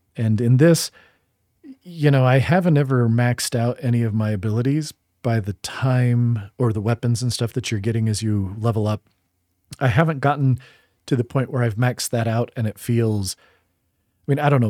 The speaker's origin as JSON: {"language": "English", "region": "Utah", "country": "United States", "also_born_or_lived": "Boston, Massachusetts", "moved": "yes", "said": "I'm from Utah, but I feel like Boston is my hometown, like big city, way more than I identify with Salt Lake after living out in New England"}